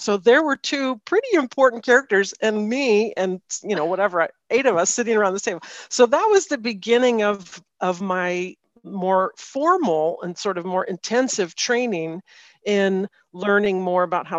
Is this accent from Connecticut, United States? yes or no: no; D.C., Virginia suburbs outside Washington, United States; now in Maryland, United States; I grew up outside of Washington, D.C. in Virginia in the suburbs, and I now live in the Maryland suburbs of Washington, D.C.